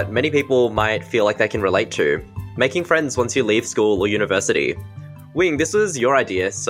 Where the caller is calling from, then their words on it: Victoria, Australia; I'm a fresh out of uni graduate and a young Chinese Australian. I'm recording from Wurundjeri country.